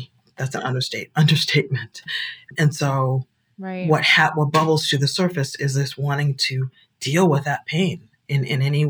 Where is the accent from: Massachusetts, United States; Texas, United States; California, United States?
Massachusetts, United States; Boston; moved away as an adult; also born or lived in South Africa; I grew up in Boston. I was bused to school